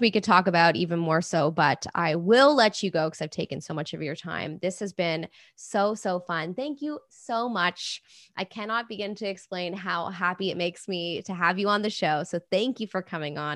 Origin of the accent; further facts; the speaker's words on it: England, United Kingdom; moved away; my hometown in England